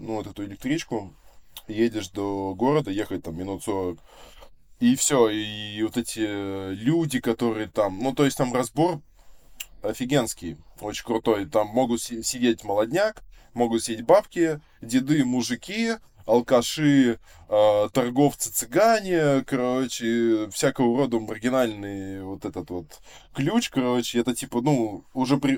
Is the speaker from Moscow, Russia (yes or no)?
no; Vsevolozhsk, Leningrad Oblast, Russia; Я коренной житель Ленинградской области чистокровный. Да, типа, да, я, я, я родился, да, во Всеволожске, эм, и получается, ну, вот уже как 23 года живу, вот, э, получается, в соседнем поселке от э, города